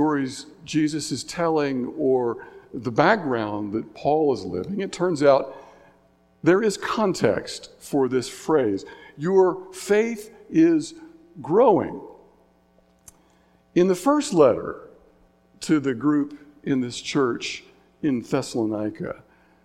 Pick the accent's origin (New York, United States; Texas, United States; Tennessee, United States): Tennessee, United States; Signal Mountain; my hometown, Signal Mountain, Tennessee